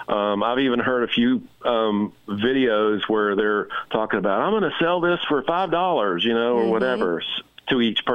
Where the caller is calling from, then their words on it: the South, United States; I'm calling from the South.